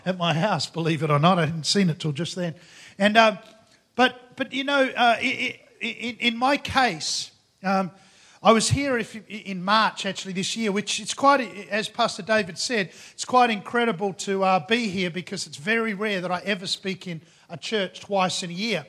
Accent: Australia; I come from Australia, which is pretty much Asia

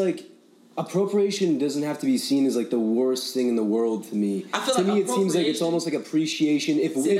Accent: United States; We are American.

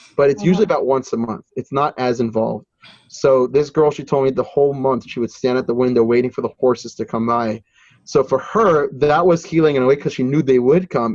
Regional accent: New Jersey, United States; my home state in New Jersey

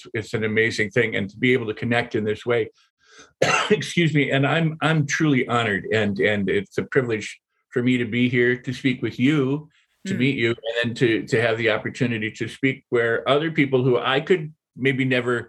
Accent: Midwest, United States; I was born in the Midwest of two parents, both doctors. And had a pretty much normal middle-class upbringing

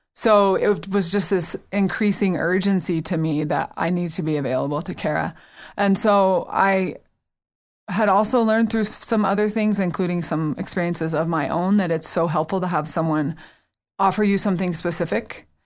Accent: the South, United States; I'm from the South where all you say is nice things, you only think the mean things

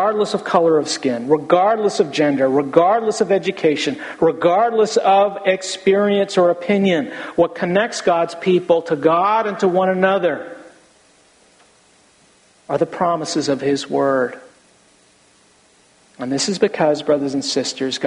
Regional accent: United States; we live in America

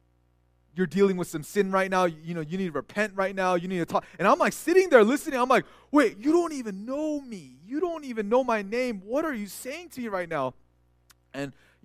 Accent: California, United States; moved away; also born or lived in Texas; they're Korean Americans like I was, and I grew up in California

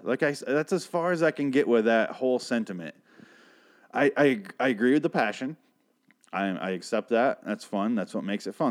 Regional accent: between Grand Rapids and Lansing, Michigan, United States; I grew up between those two cities

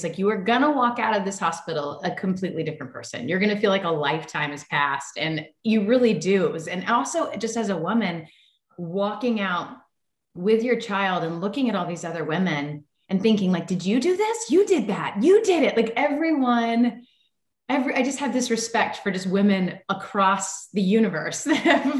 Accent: Tennessee, United States; moved away as an adult; also born or lived in Los Angeles; I grew up in Tennessee and I grew up camping and climbing trees and running through creeks

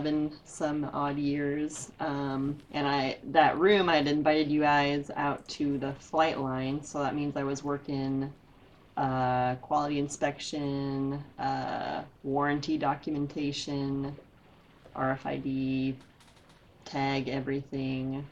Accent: United States; I'm American

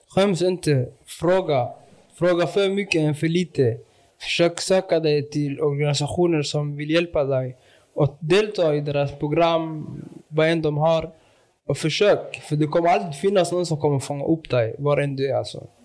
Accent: Malmö, Skåne, Sweden; jag är från Rosengård. Och jag utgår ofta att jag är Rosengårdsbo

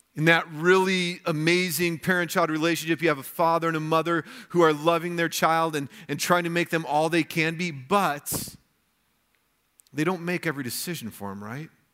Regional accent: United States; as American Christians

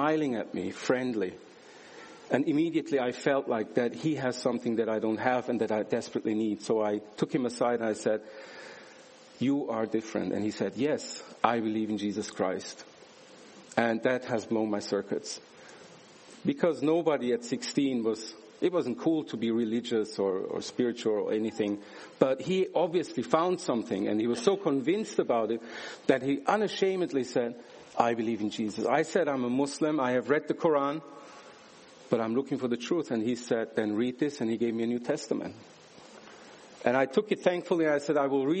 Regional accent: Switzerland; I was born and raised in Switzerland into a Turkish family

